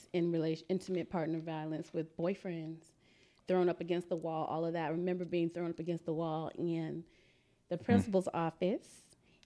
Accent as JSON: {"language": "English", "town": "Memphis", "region": "Tennessee", "country": "United States", "tie": "born or raised there", "said": "I grew up in the South in Memphis, Tennessee"}